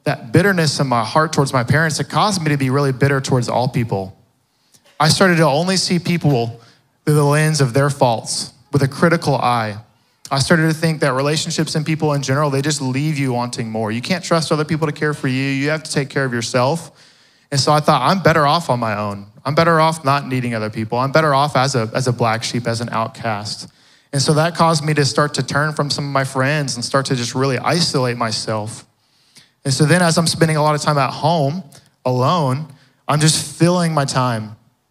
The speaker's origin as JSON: {"language": "English", "town": "Fort Worth", "region": "Texas", "country": "United States", "tie": "born or raised there", "said": "I grew up in the west side of Fort Worth"}